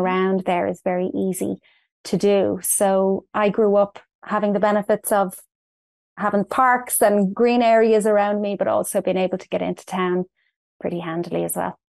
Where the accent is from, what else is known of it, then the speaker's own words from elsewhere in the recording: Dublin, Leinster, Ireland; moved away as an adult; now in St. Charles, United States; I was born in Dublin in Ireland, and I spent most of my life there. Um, I moved to the United States in two thousand eleven